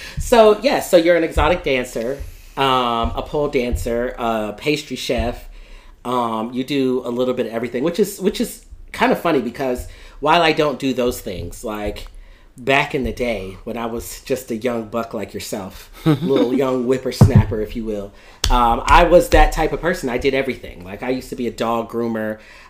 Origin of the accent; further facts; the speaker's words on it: Fort Lauderdale, Florida, United States; also born or lived in Philadelphia; and I grew up in Fort Lauderdale.